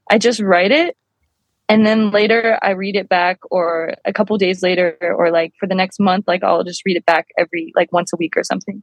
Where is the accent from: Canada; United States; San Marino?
United States; New Orleans, Louisiana; now in Los Angeles, United States; I grew up in New Orleans.